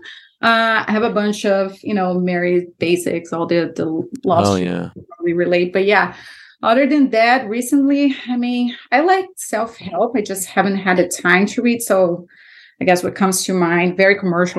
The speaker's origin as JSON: {"language": "English", "country": "Brazil", "tie": "born or raised there", "also_born_or_lived": "Miami, United States", "moved": "yes", "said": "Growing up in Brazil, all my neighbors were Christians"}